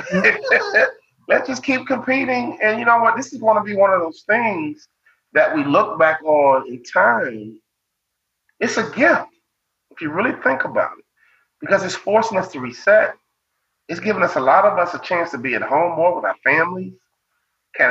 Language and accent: English; Chicago, Illinois, United States; Growing up in Chicago